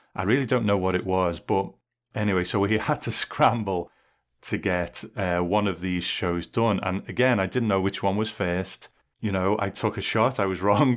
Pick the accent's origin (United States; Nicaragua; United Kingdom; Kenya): United Kingdom; England; I grew up in England